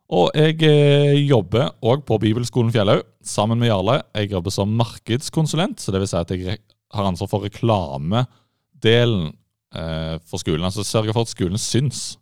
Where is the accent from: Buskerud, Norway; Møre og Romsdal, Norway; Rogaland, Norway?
Rogaland, Norway; Sandnes; now in Oslo, Norway; Men jeg er fra Sandnes, vakre Sandnes, som alle kjører gjennom for å komme til Stavanger